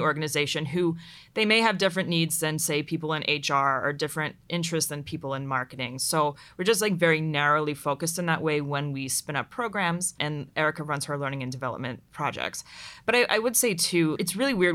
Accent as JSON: {"language": "English", "town": "Pittsburgh", "region": "Pennsylvania", "country": "United States", "tie": "born or raised there", "also_born_or_lived": "Dayton, Ohio", "moved": "as an adult", "said": "I grew up in Pittsburgh, Pennsylvania"}